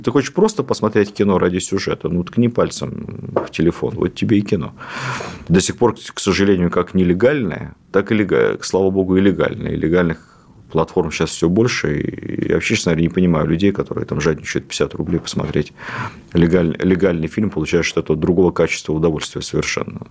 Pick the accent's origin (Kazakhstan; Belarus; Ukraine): Ukraine; я с, родом с Украины